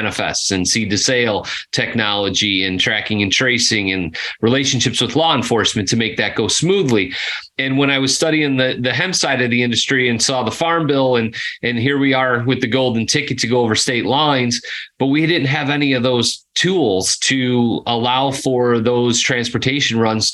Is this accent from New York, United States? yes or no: no; Chicago, Illinois, United States; moved away as an adult; now in Nashville, United States; born and raised in Chicago, one of the few guys that could actually say Chicago and mean it inside the Chicago limits